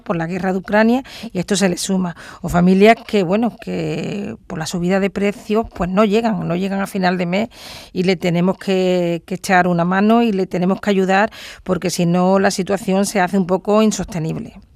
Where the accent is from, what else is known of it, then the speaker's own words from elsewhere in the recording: Andalusia, Spain; also born or lived in Cádiz province; Andalucía, en mi tierra